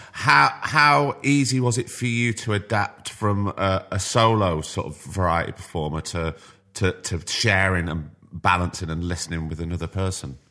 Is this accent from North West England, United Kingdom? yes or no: yes; Blackpool, North West England, United Kingdom; growing up in Blackpool